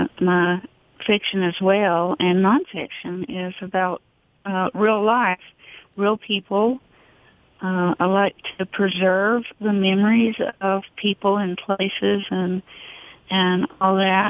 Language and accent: English; Clintwood, Virginia, United States; now in Athens, United States; So I grew up on Cutter Creek. It's 12 miles out into the wilderness beyond Clintwood, going toward Kentucky